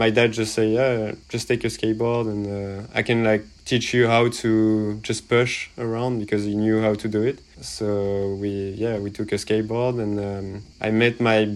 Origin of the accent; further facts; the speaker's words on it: La Grande-Motte, Occitania, France; also born or lived in Montpellier / San Francisco; I grew up in a small town near the beach called La Grande Motte, and pretty much started skateboarding there